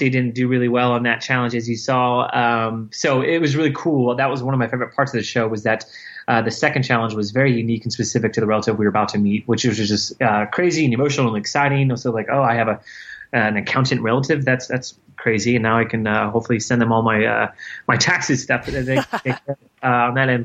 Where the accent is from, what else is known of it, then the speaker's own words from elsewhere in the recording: Florida, United States; I was adopted by my aunt and uncle, my mother's sister, where I grew up in Florida